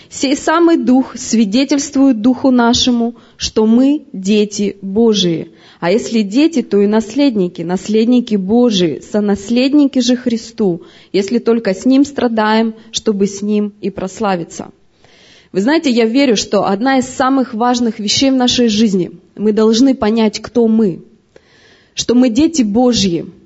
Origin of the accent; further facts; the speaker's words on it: Siberia, Russia; Мы вообще в разных городах родились. Мы вообще, вообще с Сибири сюда приехали.